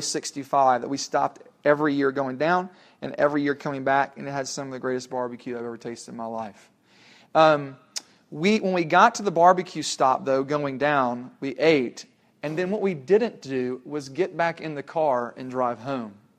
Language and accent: English; Tennessee, United States; when we were growing up in Tennessee